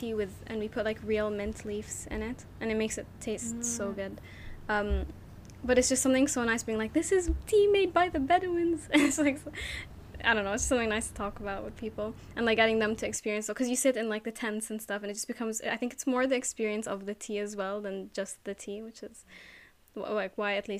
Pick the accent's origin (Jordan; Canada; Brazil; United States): Jordan; also born or lived in Abu Dhabi; Cause even like me growing up in Jordan and Abu Dhabi, tea is like a big part of just like socializing.